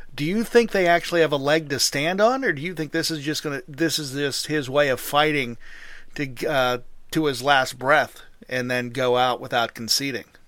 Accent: Pennsylvania, United States; my home state of Pennsylvania

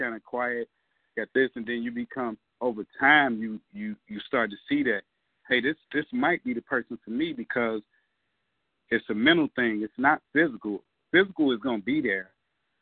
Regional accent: Chicago, Illinois, United States; I'm from Englewood.

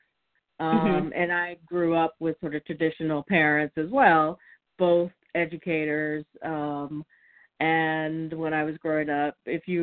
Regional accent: Texas, United States; moved away; also born or lived in East Coast; I'm a Texan who has survived living on the East Coast longer than I lived in Texas

